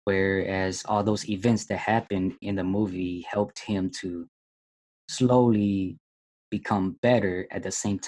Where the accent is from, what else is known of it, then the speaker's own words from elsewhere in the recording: Minnesota, United States; I was born in Minnesota, I lived here my entire life, and never traveled out of country